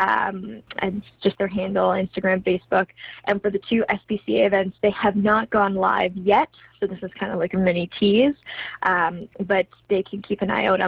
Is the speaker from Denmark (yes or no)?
no; Kamloops, British Columbia, Canada; now in Vancouver, Canada; my hometown of Kamloops